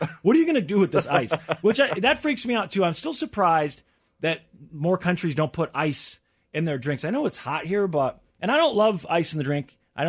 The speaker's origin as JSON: {"language": "English", "town": "Kansas City", "region": "Missouri", "country": "United States", "said": "most of the time I think I would say I'm American. I'm from, you know, Kansas City, Missouri."}